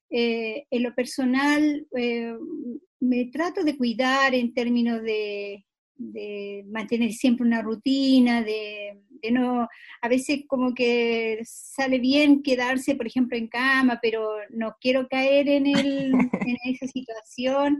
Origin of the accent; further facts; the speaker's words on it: Chile; nosotros como sociedad chilena